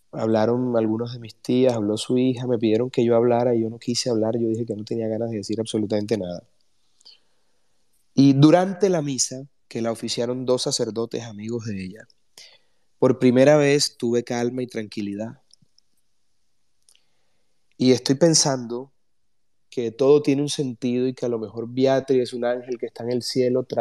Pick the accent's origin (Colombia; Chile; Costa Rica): Colombia; Porque todos somos colombianos.